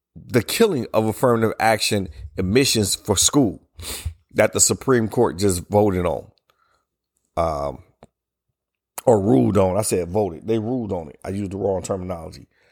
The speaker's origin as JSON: {"language": "English", "country": "United States", "said": "as we celebrated the privileges of being Americans"}